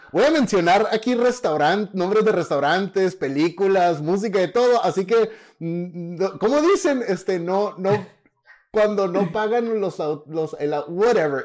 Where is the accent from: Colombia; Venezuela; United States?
United States; Imperial Valley, California; also born or lived in Mexicali; now in Texas, United States; los que crecimos en el Valle Imperial, porque Esdras y yo somos de una ciudad eh, de, un valle en el sur de California